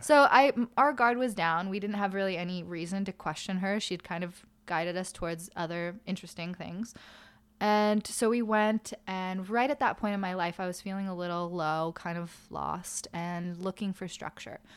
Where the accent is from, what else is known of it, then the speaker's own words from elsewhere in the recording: Malibu, California, United States; also born or lived in Los Angeles / New York / Albany; I did make my way to Malibu with my family, and I went to school there